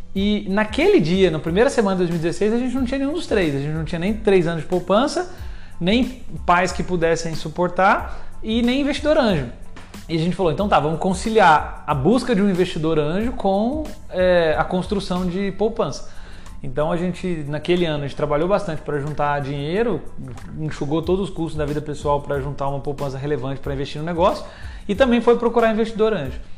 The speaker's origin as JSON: {"language": "Portuguese", "town": "São Lourenço", "region": "Minas Gerais", "country": "Brazil", "tie": "born or raised there", "moved": "as an adult", "lives_now": "São Paulo, Brazil", "said": "sou nascido em Minas, uma cidade no interior, São Lourenço"}